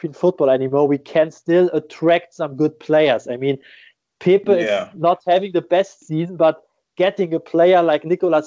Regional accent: Germany; I just started at my hometown club

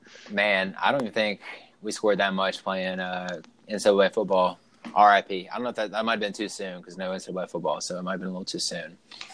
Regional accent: the South, United States; I'm from the South

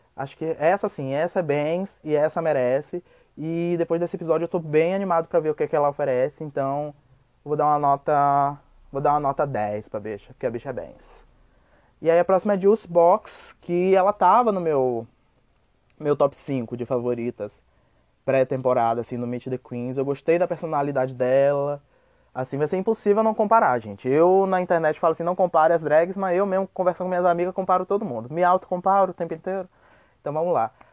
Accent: Salvador, Bahia, Brazil; now in Lorena, Brazil; Eu sou nascido em Salvador, Bahia

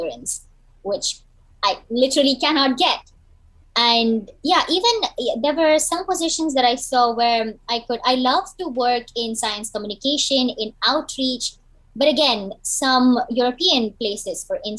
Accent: India; moved away as an adult; also born or lived in United States; now in South Korea; I hail from India.

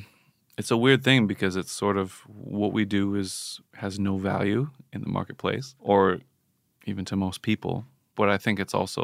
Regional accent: Canada; I think we had that as Canadians superficially

